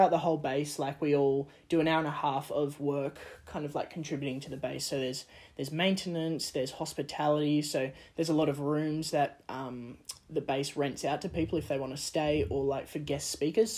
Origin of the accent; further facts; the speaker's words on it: Australia; moved away as an adult; now in Lausanne, Switzerland; growing up in Australia, we don't really learn another language.